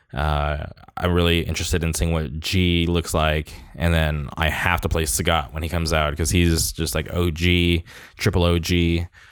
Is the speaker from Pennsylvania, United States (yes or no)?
no; Orange County, California, United States; my hometown. uh, Orange County forever